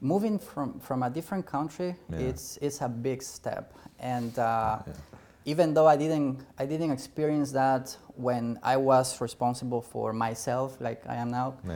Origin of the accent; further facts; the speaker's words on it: Bolivia; English is a second language; also born or lived in Brazil / Portugal; now in Virginia, United States; I am from Bolivia originally